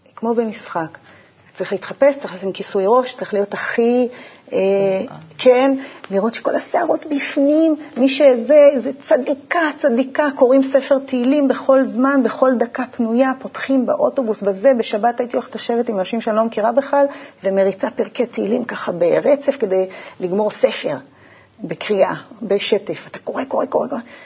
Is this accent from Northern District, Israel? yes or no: no; Urim, Southern District, Israel; moved away as an adult; also born or lived in Beersheba; בדרום אני אה, נולדתי, גדלתי, יותר נכון, בקיבוץ אורים. נולדתי בבאר